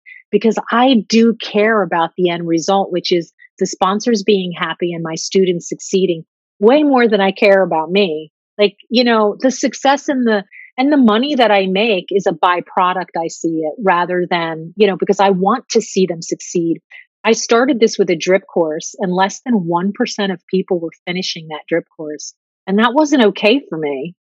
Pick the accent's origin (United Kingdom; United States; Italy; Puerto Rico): Italy; going back to my home country, my heart country, Italy, at the end of September.